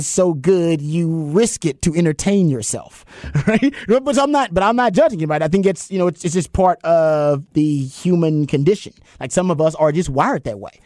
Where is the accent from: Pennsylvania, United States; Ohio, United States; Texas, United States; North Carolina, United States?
Texas, United States; Houston; I went to Houston Lamar, but I'm from South Park